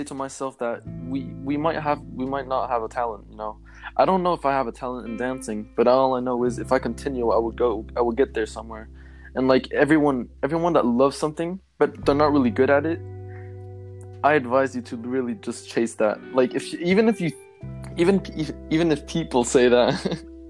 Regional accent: Switzerland; I have two brothers, and I come from Switzerland

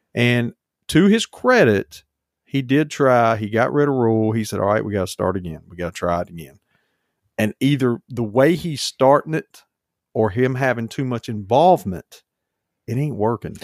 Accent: Charlotte, North Carolina, United States; growing up in Charlotte

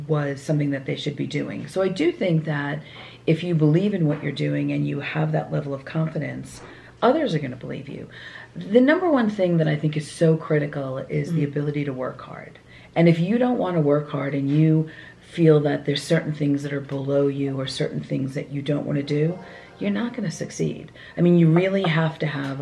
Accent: Long Island, New York, United States; growing up on Long Island

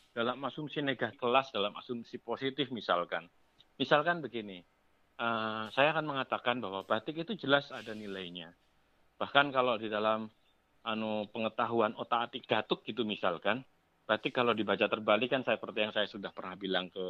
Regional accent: Jakarta, Indonesia; saya kebetulan besar di Jakarta.

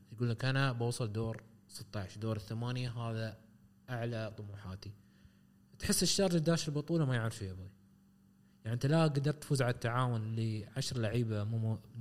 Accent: United Arab Emirates; عندنا في الامارات

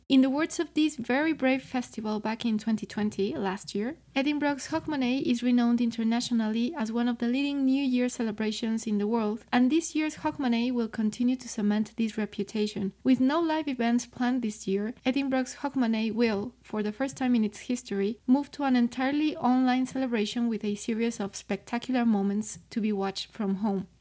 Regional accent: Mexico; I'm from Mexico and I work in the classical music industry

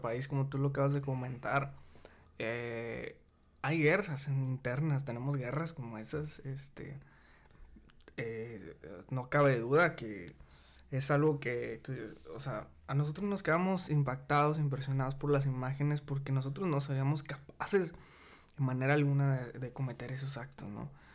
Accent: Mexico; Somos los mismos mexicanos

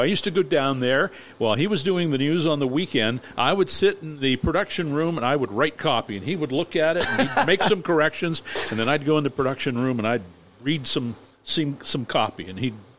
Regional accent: Erie, Pennsylvania, United States; I was growing up in Erie

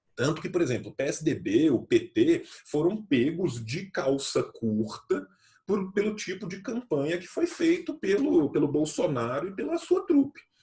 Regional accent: Pompéu, Minas Gerais, Brazil; nós que somos do interior, eu sou de Pompeu

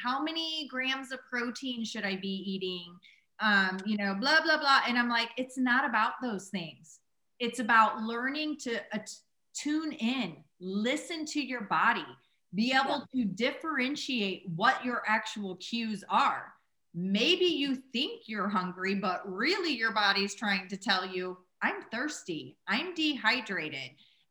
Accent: Midwest, United States; yeah, I grew up in the Midwest and we had a grocery or a gas station called Huck's.

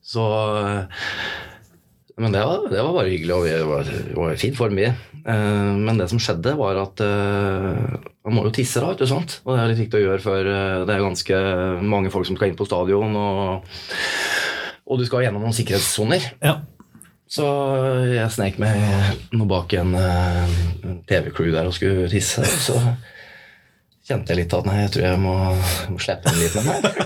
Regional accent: Norway; jeg vokste jo opp på Røyselmobanen

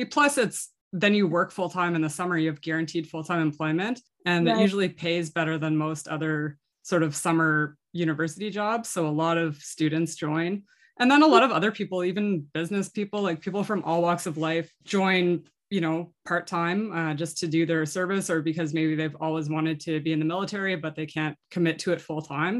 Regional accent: Nova Scotia, Canada; moved away; I grew up in the East Coast of Canada in Nova Scotia

